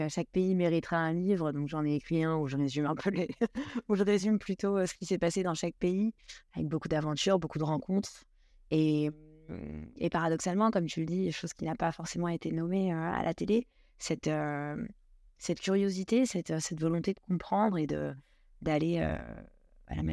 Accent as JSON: {"language": "French", "town": "Ibiza", "region": "Balearic Islands", "country": "Spain", "tie": "born or raised there", "also_born_or_lived": "Istanbul / Tel Aviv / Bangkok / Brazil", "lives_now": "Paris, France", "said": "j'ai été élevée euh, à Ibiza, en Espagne. Ensuite, j'ai habité deux ans à Istanbul, deux ans à Tel Aviv, deux ans, pratiquement deux ans à Bangkok, deux ans au Brésil, deux ans en Australie, avant de revenir à Paris."}